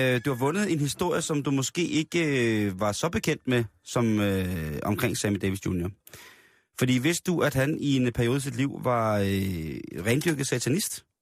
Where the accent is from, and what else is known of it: Denmark